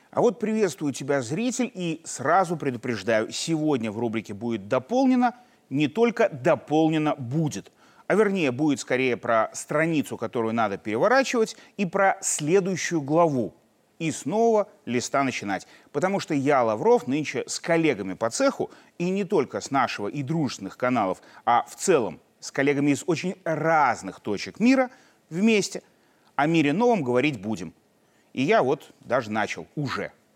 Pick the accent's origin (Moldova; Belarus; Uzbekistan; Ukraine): Belarus; мы, белорусы